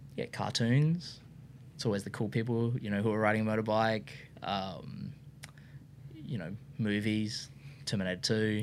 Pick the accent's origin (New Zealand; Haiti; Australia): Australia; Brisbane, Queensland; I was from Brisbane.